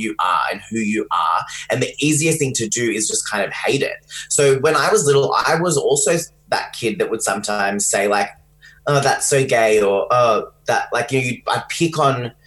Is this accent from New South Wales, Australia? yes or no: no; Geelong, Victoria, Australia; also born or lived in London; I grew up in Geelong, which is where I'm talking to you from today.